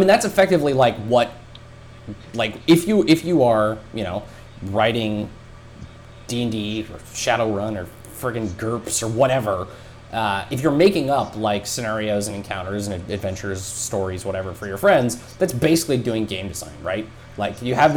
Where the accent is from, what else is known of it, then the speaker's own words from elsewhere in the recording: Wyoming, United States; growing up in Wyoming, like there's only one high school in my town